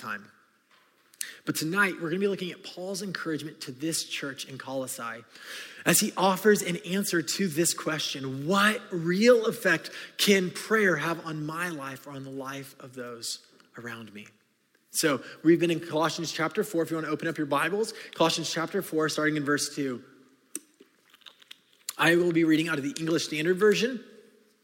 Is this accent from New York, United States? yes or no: no; California, United States; I grew up in California